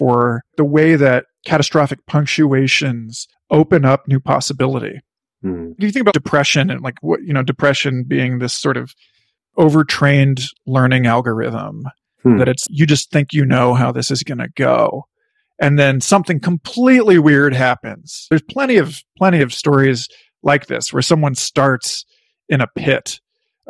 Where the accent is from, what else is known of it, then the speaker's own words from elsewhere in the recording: Parkville, Missouri, United States; My town, Parkville, Missouri